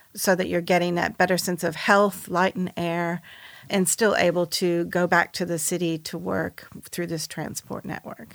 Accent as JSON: {"language": "English", "country": "United States", "said": "I'm American"}